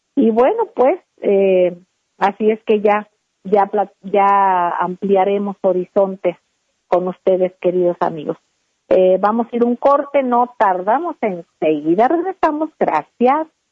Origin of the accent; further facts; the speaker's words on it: Mexico; Todos somos mexicanos.